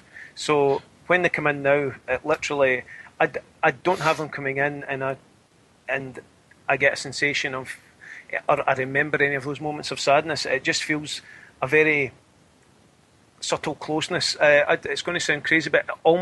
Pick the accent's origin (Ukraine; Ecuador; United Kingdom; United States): United Kingdom; Scotland; I'm Scottish